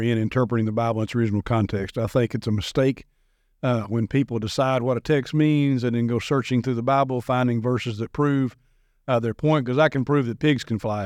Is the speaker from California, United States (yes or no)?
no; Madison, Tennessee, United States; grew up in Madison, went to a private Christian school from second grade through twelfth grade